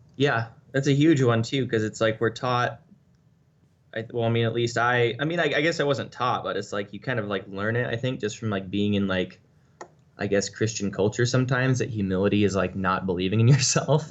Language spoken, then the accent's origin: English; United States; as an American